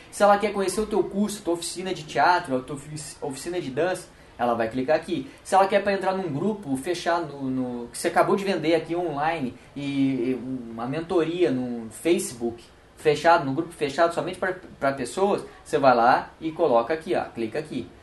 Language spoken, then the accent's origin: Portuguese; Brazil; somos brasileiros